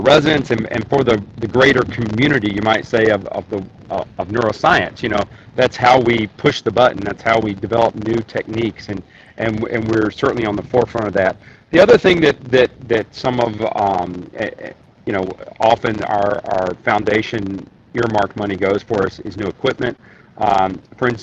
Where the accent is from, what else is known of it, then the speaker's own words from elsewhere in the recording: Tennessee, United States; now in Michigan, United States; as you can probably tell from my accent, I am from Tennessee, hence I'm in Tennessee today